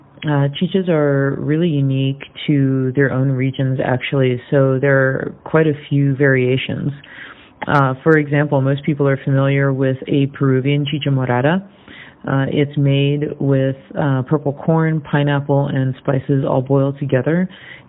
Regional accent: Venezuela; Venezuela, my home country

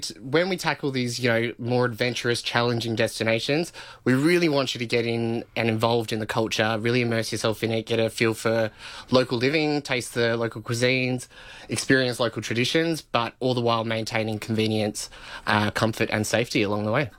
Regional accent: Alice Springs, Northern Territory, Australia; I'm from Alice Springs

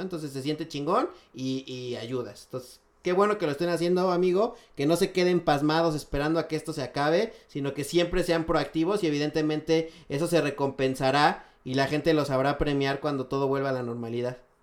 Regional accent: Mexico City, Mexico; como chilangos disfrutamos muchísimo eh, la Roma

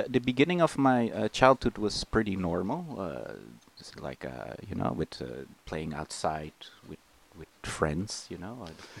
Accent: The Hague, South Holland, Netherlands; English is a second language; moved away; from Scheveningen, a small beach resort fisherman's village that's part of The Hague, which is a big city in Holland.

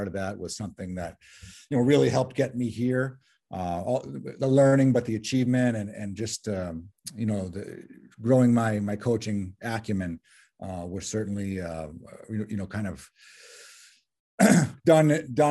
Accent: Westborough, Massachusetts, United States; also born or lived in the South (US); I grew up in Westboro nearby. I was actually born down south, but my family moved up here when I was a child.

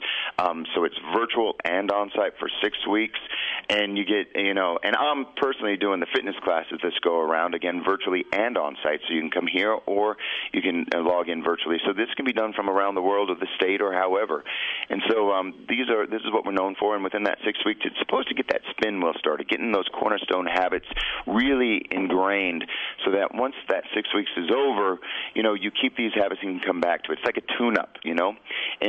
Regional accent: Albuquerque, New Mexico, United States; I was born and raised here in Albuquerque

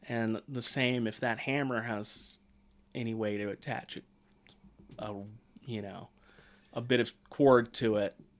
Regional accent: United States; I am a red-blooded American

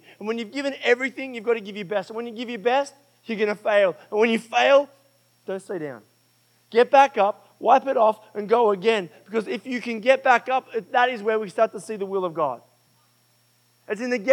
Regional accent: Australia; I'm Australian.

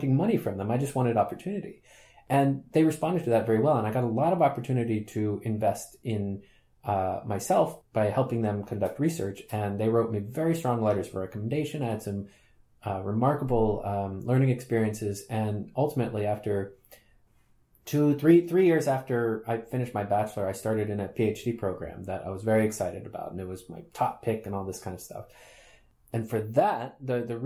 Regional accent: United States; moved away as an adult; also born or lived in Sweden; now in Groningen, Netherlands; although I grew up in the United States, I am Swedish by birth.

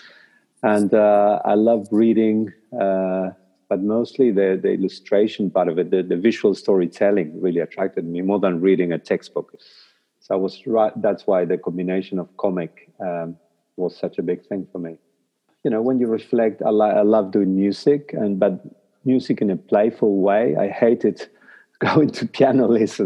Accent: Paraná, Entre Ríos, Argentina; first language Spanish; English is a second language; moved away as an adult; now in New Zealand; when I was a kid in my hometown in Paraná, in Argentina

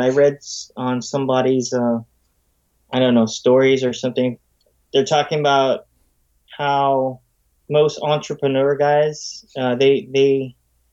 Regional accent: San Francisco, California, United States; I was born in San Francisco, grew up in San Francisco

